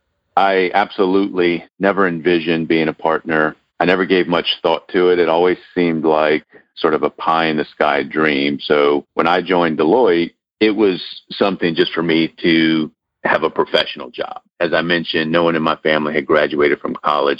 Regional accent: New Orleans, Louisiana, United States; also born or lived in South Texas; I was born in South Texas, so technically I'm a Texan, but I was adopted at birth, and we moved as a family when I was a baby to New Orleans. So New Orleans is what I claim at home

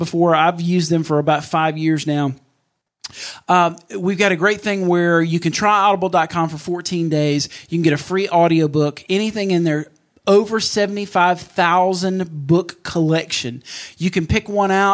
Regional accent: Mississippi, United States; about 45 minutes from my hometown at the Neshoba County Fair

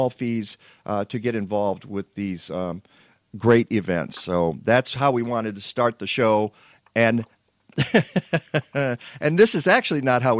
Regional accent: Detroit, Michigan, United States; now in Chicago, United States; I'm a Midwest guy myself, and I grew up in Detroit

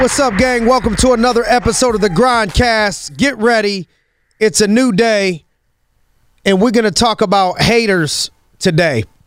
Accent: Youngstown, Ohio, United States; as a kid growing up in Youngstown, Ohio

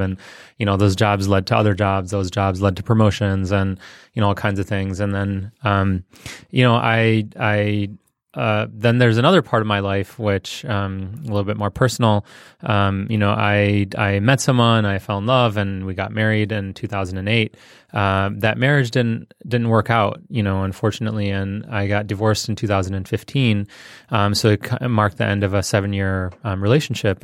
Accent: Detroit, Michigan, United States; born or raised there; also born or lived in India

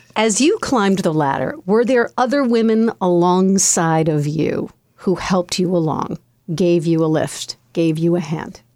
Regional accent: Connecticut, United States; my home state of Connecticut.

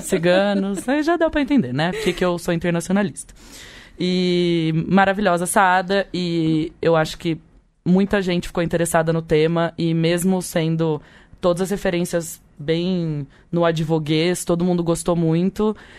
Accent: Leme, São Paulo, Brazil; eu sou brasileira, lemense

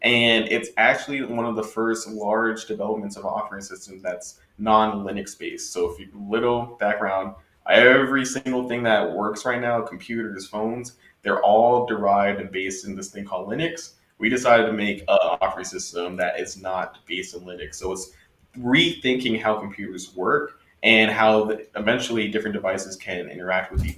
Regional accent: New Jersey, United States; moved away as an adult; also born or lived in Atlanta, Georgia / California; I grew up in New Jersey, and I made it all the way down to Atlanta to attend college

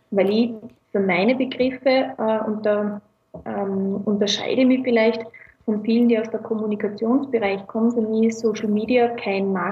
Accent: Tausendblum, Lower Austria, Austria; now in Vienna, Austria; ursprünglich aus Niederösterreich, aus Tausendblum, um genau zu sein, aber mittlerweile in Wien hauptsächlich gelandet.

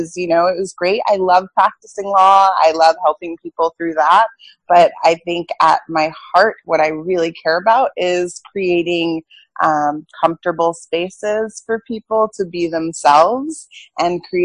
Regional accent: New York, United States; moved away as an adult; now in Boston, United States; I'm from New York, but I now live in Boston.

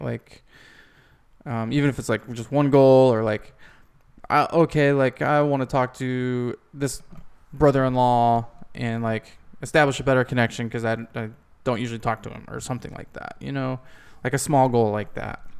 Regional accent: Ohio, United States; my hometown in Ohio

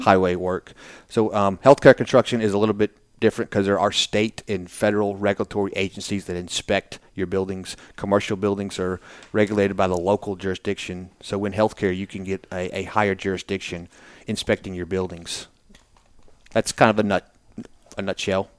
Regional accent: Birmingham, Alabama, United States; also born or lived in Naples, Florida; now in Nashville, United States; I grew up in Birmingham.

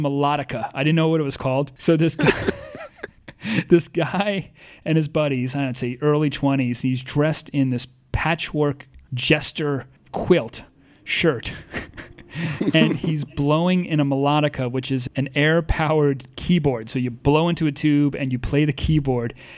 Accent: North Fork of Long Island, New York, United States; you and I grew up on the North Fork of Long Island

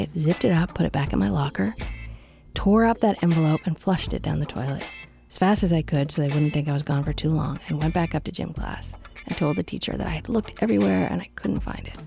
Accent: Canada; I grew up Anglican in Canada

